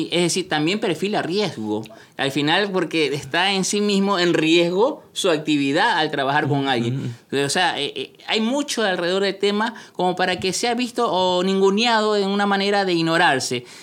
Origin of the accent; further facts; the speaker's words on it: Peru; En la Escuela Nacional de Aduanas de Perú, en el ejemplo peruano. Como peruano.